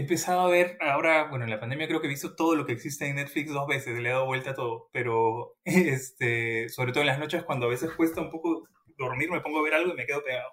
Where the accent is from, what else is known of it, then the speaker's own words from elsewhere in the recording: Peru; moved away as an adult; now in London, United Kingdom; yo salí de, de Perú siendo un investigador intermedio